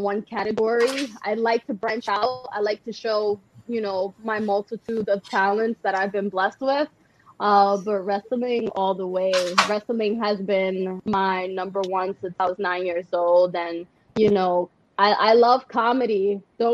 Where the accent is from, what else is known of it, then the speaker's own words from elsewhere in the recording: New York City, New York, United States; I grew up in the Bronx.